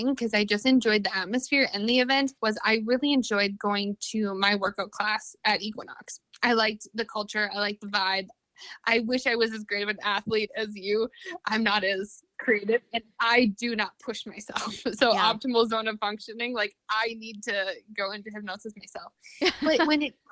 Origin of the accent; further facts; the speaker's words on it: Minnesota, United States; moved away; I'm originally from Minnesota, like a small, small town in Minnesota. And it was really hard growing up there